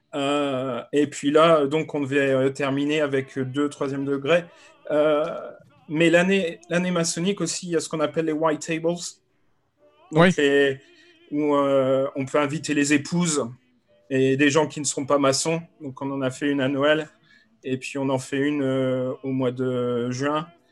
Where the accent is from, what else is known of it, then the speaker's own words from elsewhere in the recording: France; now in Canterbury, United Kingdom; je suis français et je vis en Angleterre